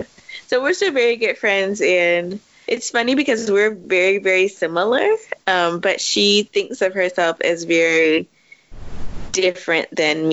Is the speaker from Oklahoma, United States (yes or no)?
no; Washington, District of Columbia, United States; I grew up in Washington, D.C., DMV, in a very black neighborhood.